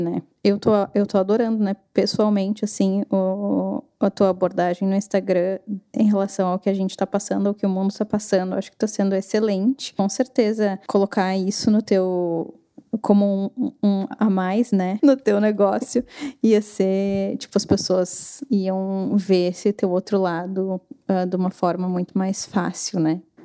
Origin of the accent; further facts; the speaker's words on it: Brazil; moved away; Eu não sou uh, americana, não sou canadense, né? Sou brasileira, vou ter uhum. sotaque